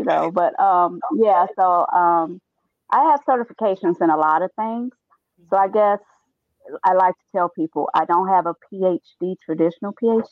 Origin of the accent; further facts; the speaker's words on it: Gary, Indiana, United States; I grew up in a rough neighborhood in Gary, Indiana.